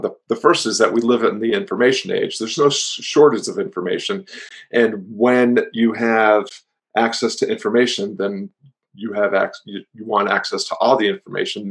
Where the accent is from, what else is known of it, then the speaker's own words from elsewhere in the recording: Floyd, Virginia, United States; my hometown of Floyd, Virginia